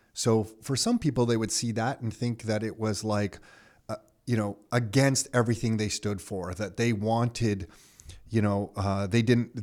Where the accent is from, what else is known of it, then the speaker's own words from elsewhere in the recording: Canada; as a Canadian